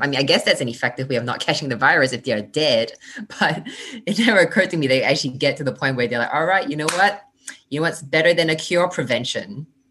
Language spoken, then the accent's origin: English; Singapore; accent: Singlish; moved away as an adult; also born or lived in United States / Indiana, United States / New York, United States; growing up in Singapore, in class, we was told to be seen but not heard.